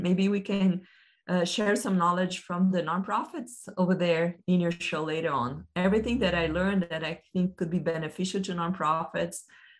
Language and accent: English; Brazil; English is a second language; now in United States; I came from Brazil, stayed 6 years here in the United States, and my next journey will be in Australia.